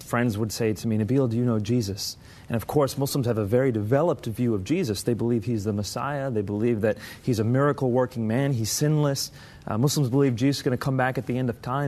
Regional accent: United States; my parents are from Pakistan. I was born and raised in the States

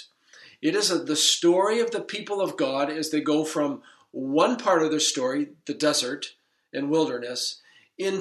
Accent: Surrey, British Columbia, Canada; moved away as an adult; also born or lived in Saskatoon / Strathmore, Alberta; now in Grand Rapids, United States; I'm a Canadian. I grew up on the West Coast in Surrey

